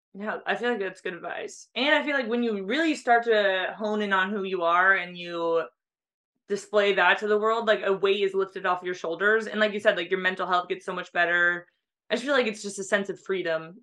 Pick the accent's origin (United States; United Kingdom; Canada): United States; San Diego, California; I grew up in San Diego